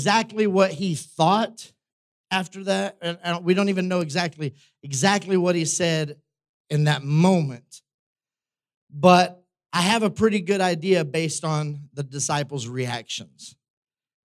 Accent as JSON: {"language": "English", "country": "United States", "said": "we live in the West, we were raised in the United States"}